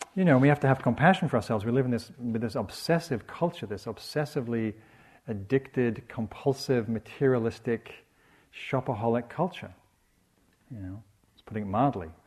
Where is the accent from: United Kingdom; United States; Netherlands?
United Kingdom; England; I'm English